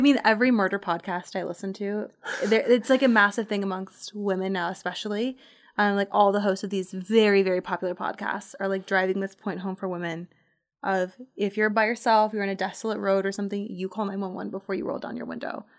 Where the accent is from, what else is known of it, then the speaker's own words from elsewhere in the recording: Portland, Oregon, United States; moved away; I'm from Portland.